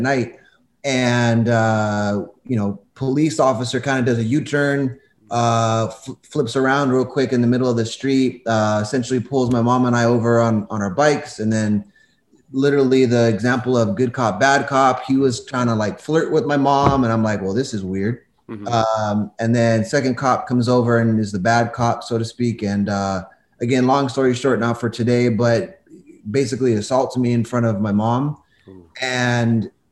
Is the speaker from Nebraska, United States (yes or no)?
no; Covina, California, United States; I grew up in Covina